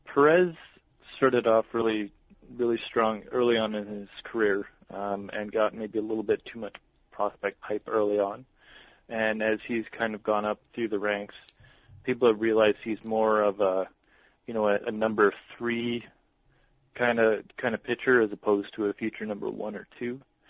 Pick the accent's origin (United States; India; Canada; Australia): Canada; London, Ontario; It's London.